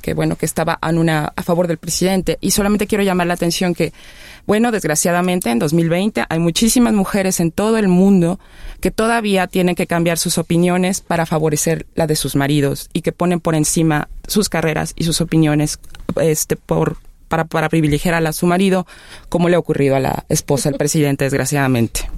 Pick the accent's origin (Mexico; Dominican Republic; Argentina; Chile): Mexico; somos mexicanos, mexicanas